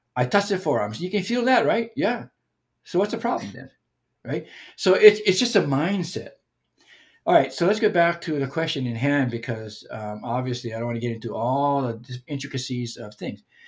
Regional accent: Hawaii, United States; as a Hawaiian person

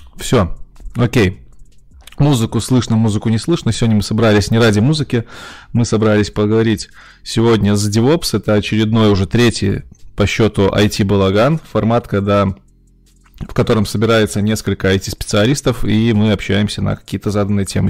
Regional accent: Minsk, Belarus; Артем так же, как и я, из Минска

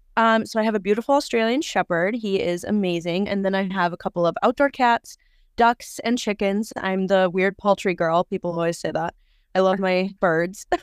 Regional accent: Wisconsin, United States; I am from Wisconsin, pretty close to the Twin Cities, actually. So just right over the border.

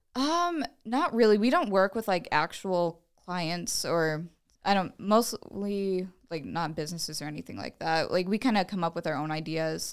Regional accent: Fort Dodge, Iowa, United States; I'm from Fort Dodge originally. I went to Saint Ed's

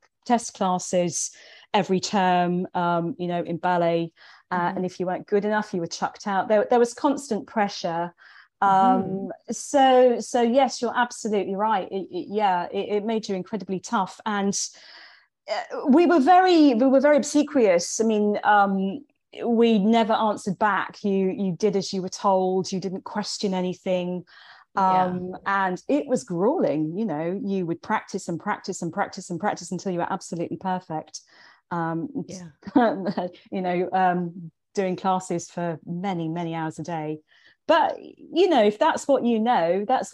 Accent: England, United Kingdom; moved away as an adult; also born or lived in London / Sussex / India; I grew up in England

